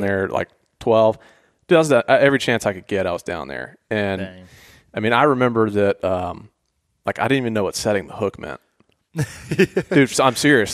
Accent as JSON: {"language": "English", "town": "Atlanta", "region": "Georgia", "country": "United States", "tie": "born or raised there", "said": "I grew up in Atlanta"}